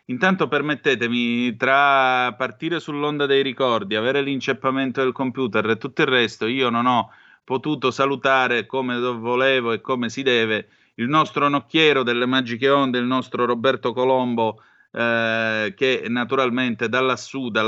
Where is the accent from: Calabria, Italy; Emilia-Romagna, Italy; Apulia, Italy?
Calabria, Italy; Vibo Valentia; Io sono di Vibo Valencia, quindi tutte le spiagge nella zona da Pizzo Calabro ad arrivare fino a Tropea e così via, che d'estate erano un divertimentificio